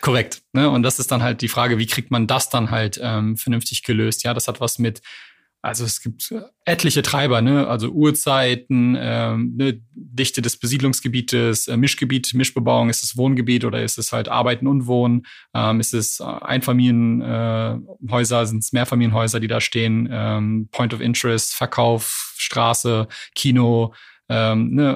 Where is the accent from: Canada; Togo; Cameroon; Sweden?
Canada; now in Berlin, Germany; ich bin ja gebürtiger Kanadier.